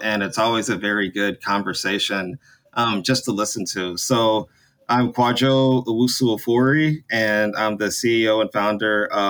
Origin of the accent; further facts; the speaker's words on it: North Carolina, United States; I'm from North Carolina, NC State, in 2003